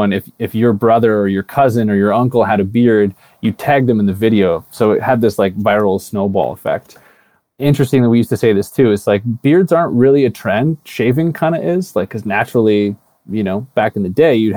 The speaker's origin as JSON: {"language": "English", "country": "Canada", "also_born_or_lived": "California", "moved": "as an adult", "said": "I'm Canadian originally"}